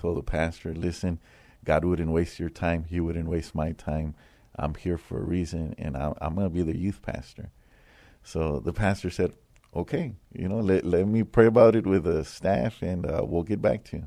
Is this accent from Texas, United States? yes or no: yes; San Antonio, Texas, United States; I grew up here in San Antonio. I grew up in the west side of San Antonio